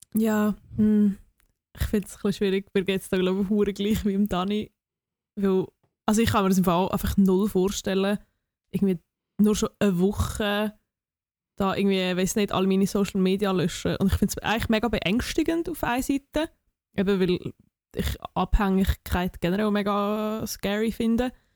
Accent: near Oberwil-Lieli, Aargau, Switzerland; Oberwil Lili ist, ist irgendwie so 10 Minuten von dort, wo ich herkomme

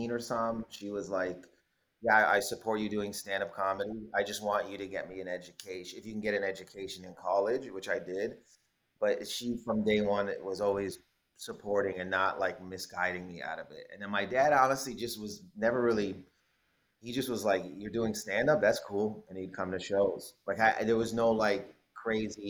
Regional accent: Windsor, Ontario, Canada; moved away as an adult; also born or lived in Toronto, Canada; now in United States; I'm from Windsor, Ontario originally, but I claim, like, I mean, both, like, Windsor is my home

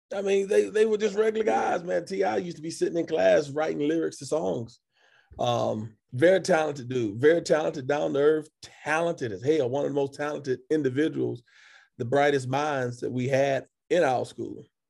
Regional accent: Atlanta, Georgia, United States; born and raised Atlanta, Georgia

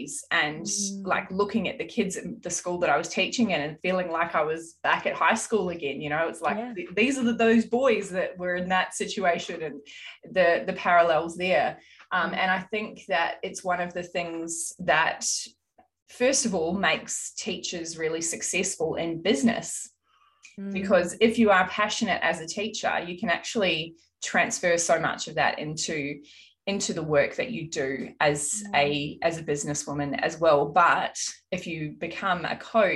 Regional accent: Auckland, New Zealand; I grew up in South Auckland

